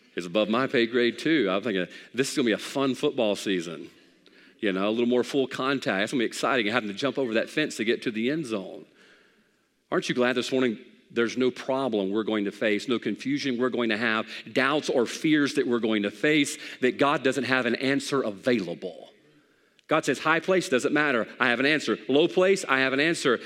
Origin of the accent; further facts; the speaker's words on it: the Bible Belt, United States; We grew up in the Bible Belt